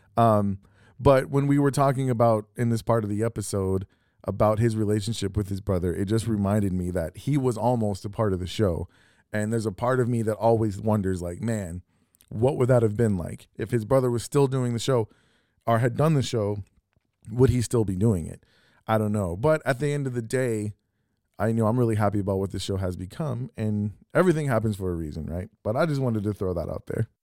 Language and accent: English; Texas City, Texas, United States; I grew up in Texas City, Lamarck